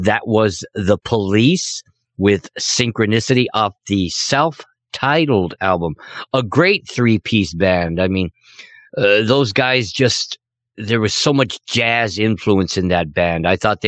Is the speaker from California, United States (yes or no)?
yes; Los Angeles, California, United States; moved away; my beloved home in Los Angeles, California